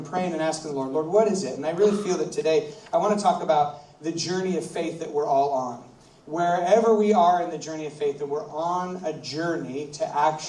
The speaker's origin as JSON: {"language": "English", "country": "United States", "said": "I'm from America, and where I live is rivers and lakes"}